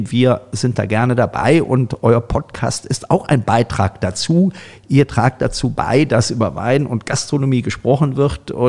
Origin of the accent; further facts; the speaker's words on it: North Rhine-Westphalia, Germany; aus meiner alten Heimat, aus dem äh, Rheinland kommen.